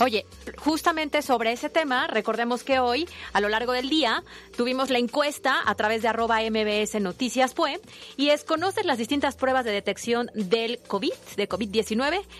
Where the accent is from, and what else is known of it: Mexico